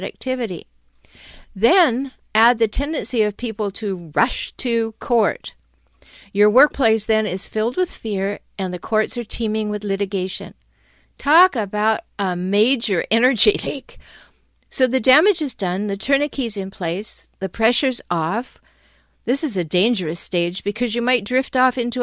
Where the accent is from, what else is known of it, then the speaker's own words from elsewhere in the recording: Canada; now in San Diego, United States; I'm Canadian and I live in San Diego